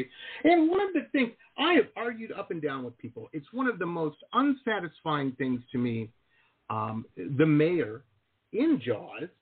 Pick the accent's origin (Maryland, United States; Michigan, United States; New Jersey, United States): Michigan, United States; Detroit; moved away as an adult; also born or lived in Boston / Southern California; now in South Florida, United States; I grew up in Detroit.